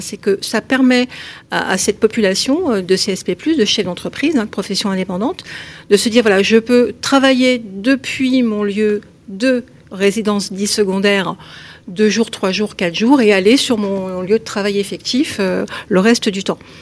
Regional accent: Paris, Île-de-France, France; je suis parisienne

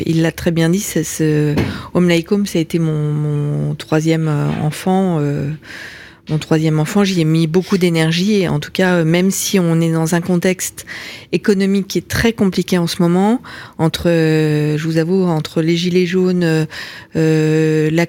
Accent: Lyon, Auvergne-Rhône-Alpes, France; je suis je suis lyonnaise d'origine

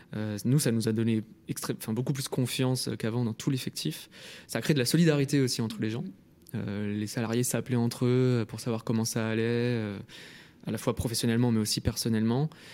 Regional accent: Lyon, Auvergne-Rhône-Alpes, France; moved away as an adult; also born or lived in Paris; je viens de Lyon

